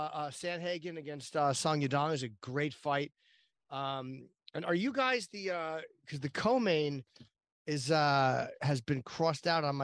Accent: New Jersey, United States; I'm from New Jersey.

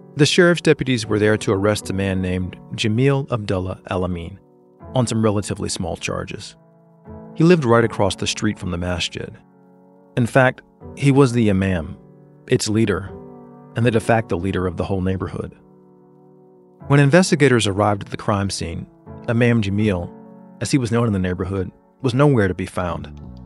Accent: Atlanta, Georgia, United States; for me, Atlanta is my hometown. It's where I grew up

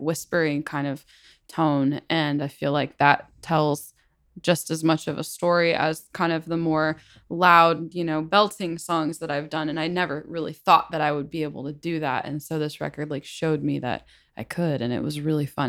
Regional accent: Battle Ground, Washington, United States; I am from a town called Battleground, Washington

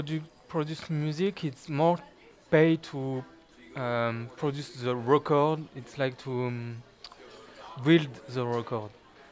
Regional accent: France; English is a second language; also born or lived in Luxembourg / Belgium / Canada; I come from France, from my city and from Luxembourg, because I lived in Luxembourg, in Belgium.

